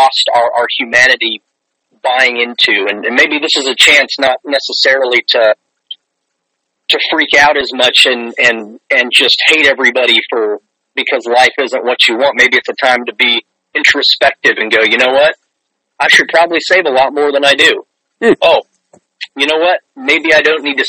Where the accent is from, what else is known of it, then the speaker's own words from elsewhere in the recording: Guatemala; moved away as an adult; now in United States; I grew up in an Indian village in Guatemala